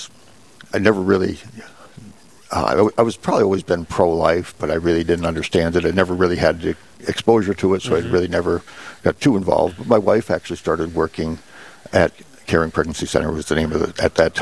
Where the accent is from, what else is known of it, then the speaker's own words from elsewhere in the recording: Fairmont, United States; also born or lived in East Coast; this is kind of my hometown. In fact, this is my church that I grew up in and school that I went to for grade school